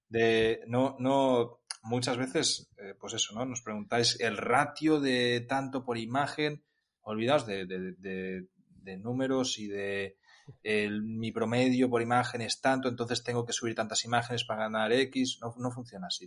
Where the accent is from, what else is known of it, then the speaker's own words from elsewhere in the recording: Catalonia, Spain; soy catalán y, ya sabemos lo que se cuece por mi, por mi zona